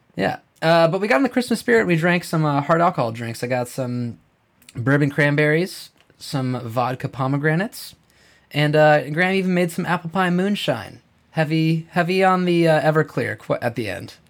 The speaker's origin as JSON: {"language": "English", "town": "Big Timber", "region": "Montana", "country": "United States", "said": "I'm from Big Timber, Montana, Crazy Mountains"}